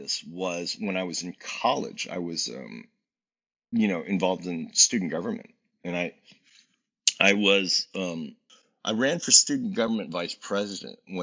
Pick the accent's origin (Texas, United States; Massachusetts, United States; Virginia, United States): Virginia, United States; also born or lived in Washington, D.C.; growing up in Virginia